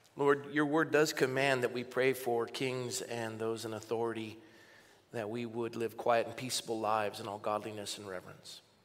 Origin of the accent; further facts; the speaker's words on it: Coronado, California, United States; I was born and raised in Coronado